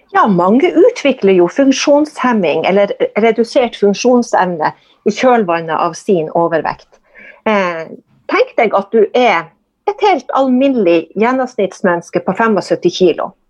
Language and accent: Norwegian; Kåfjord, Troms, Norway; accent: northern Norwegian; also born or lived in Lambertseter, Oslo; now in Tromsø, Norway; jeg er oppvokst i Nord-Troms, i Kåfjord, som er en sjøsamisk